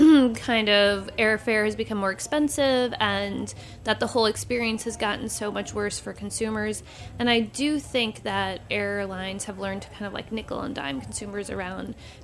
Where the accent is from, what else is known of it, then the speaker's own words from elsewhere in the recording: New York, United States; there wasn't really anything out there that addressed me as a New Yorker at the time, someone who's in my late 20s